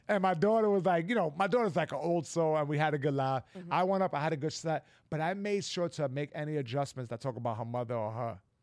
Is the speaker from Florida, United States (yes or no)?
no; New York, United States; I'm a New Yorker